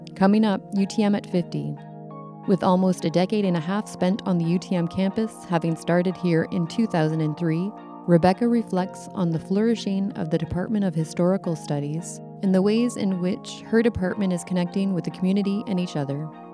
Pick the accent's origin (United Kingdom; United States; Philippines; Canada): Canada; growing up in Canada